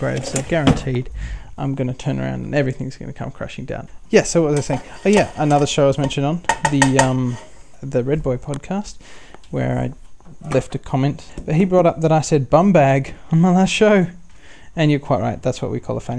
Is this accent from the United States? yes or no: no; Newcastle, New South Wales, Australia; I'm from Newcastle